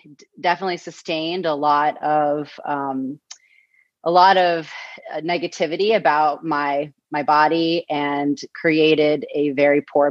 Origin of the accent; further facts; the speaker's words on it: Newton, Massachusetts, United States; moved away as an adult; I was born and raised in Newton, Massachusetts